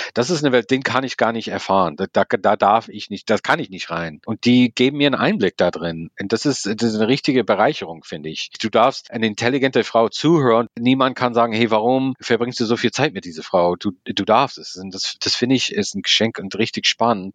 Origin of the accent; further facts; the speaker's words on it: United States; German is a second language; moved away as an adult; now in Berlin, Germany; ich bin tatsächlich mit diesem ersten Comedy-Boom aufgewachsen in Amerika